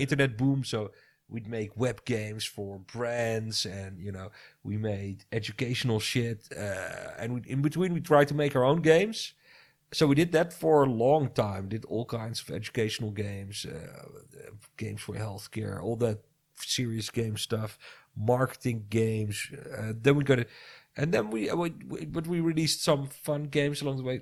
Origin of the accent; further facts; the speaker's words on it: Netherlands; I'm from the Netherlands